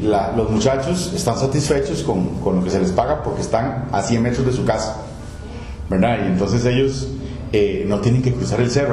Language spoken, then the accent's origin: Spanish; Costa Rica; also born or lived in Spain; uno deja de pensar como costarricense